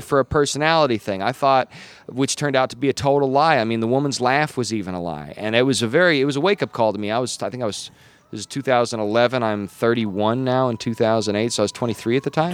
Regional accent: Gillette, Wyoming, United States; moved away as an adult; I was born in Gillette, Wyoming in in the late '80s

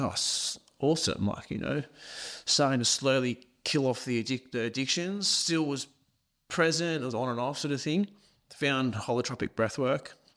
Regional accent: Australia; accent: thick Scottish accent; also born or lived in Scotland; I moved from Scotland to Australia

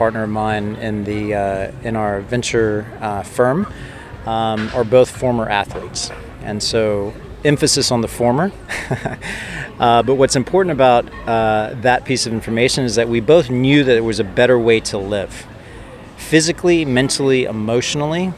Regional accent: Texas, United States; accent: Texan; moved away as an adult; also born or lived in Oxford, England / Dubai, UAE / Hong Kong; now in Bali, Indonesia; I'm Latin American, have a Texan accent, undergrad at Texas

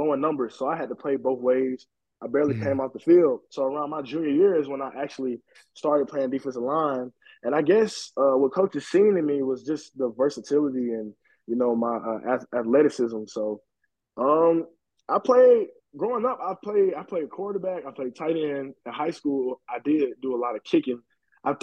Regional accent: Atlanta, Georgia, United States; moved away; I'm originally from Atlanta, Georgia

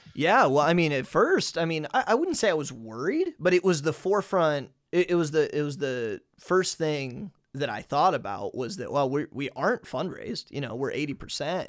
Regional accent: United States; moved away as an adult; now in Hungary; as an American

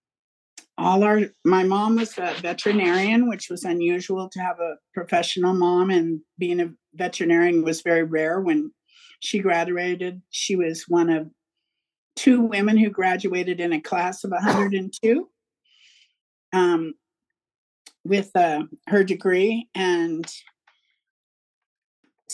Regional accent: Fresno, California, United States; also born or lived in San Francisco, California; I grew up in Fresno, California, which is the Central Valley.

